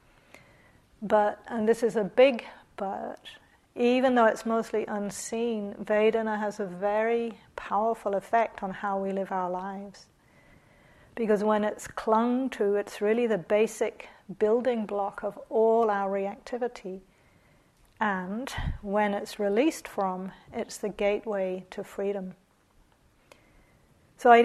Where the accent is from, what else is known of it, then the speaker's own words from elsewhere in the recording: New Zealand; moved away; also born or lived in Australia; I'm from New Zealand